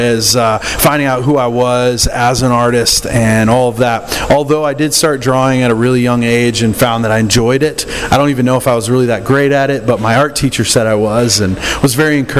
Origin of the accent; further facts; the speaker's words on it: Michigan, United States; I grew up in Michigan, and of course, hockey was really big there